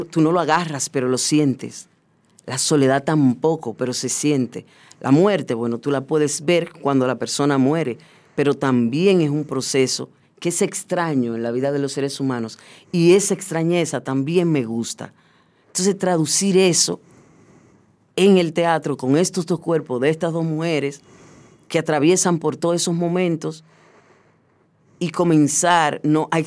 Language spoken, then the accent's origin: Spanish; Puerto Plata, Dominican Republic; now in Santo Domingo, Dominican Republic; Sí, yo soy de Puerto Plata